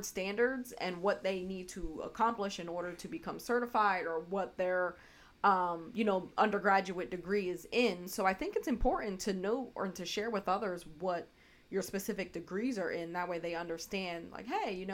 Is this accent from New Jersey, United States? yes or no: yes; New Jersey, United States; We're from New Jersey